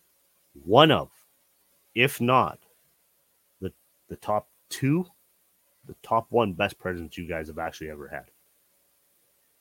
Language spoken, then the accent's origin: English; Canada; I'm a Canadian.